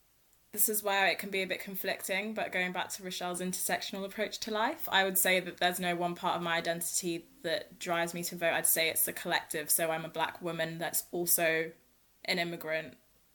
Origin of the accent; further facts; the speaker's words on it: Enfield, London, United Kingdom; I'm from Enfield.